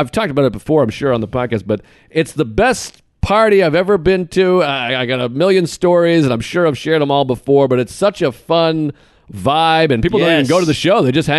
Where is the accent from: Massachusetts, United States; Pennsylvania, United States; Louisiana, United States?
Massachusetts, United States; Boston; I'm from Boston.